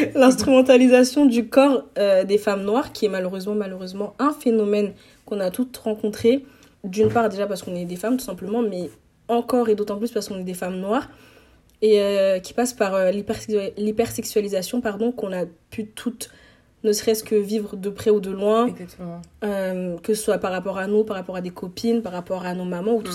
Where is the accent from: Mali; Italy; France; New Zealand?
Mali; moi je suis malienne